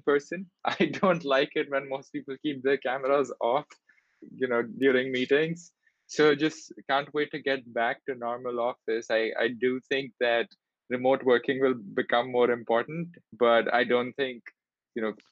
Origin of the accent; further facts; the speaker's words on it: Delhi, India; moved away as an adult; also born or lived in Singapore; I grew up in Delhi in India